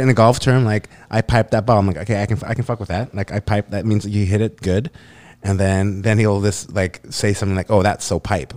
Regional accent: North Vancouver, British Columbia, Canada; I grew up in North

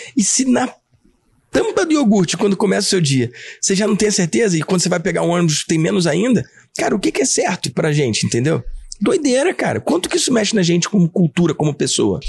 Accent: Rio de Janeiro, Brazil; eu sou nascido e criado na Tijuca

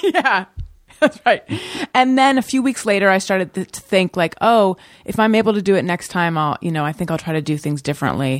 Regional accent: Orange County, California, United States; moved away as an adult; also born or lived in Oakland, California / New York; I was born in Oakland. I grew up in Orange County

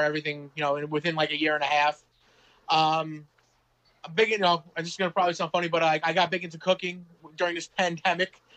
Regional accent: Manorville, New York, United States; also born or lived in Monroe, Louisiana; I grew up predominantly in a town called Manorville

